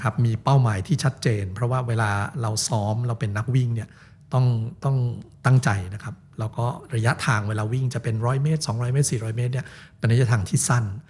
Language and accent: Thai; Bangkok, Thailand; also born or lived in Chiang Mai; ก็มาจากกรุงเทพ